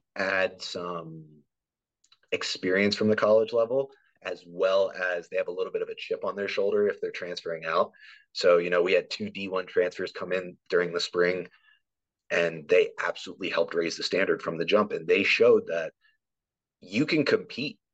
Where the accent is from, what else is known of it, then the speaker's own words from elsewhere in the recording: East Coast, United States; moved away as an adult; now in Nebraska, United States; I'm originally from the East Coast.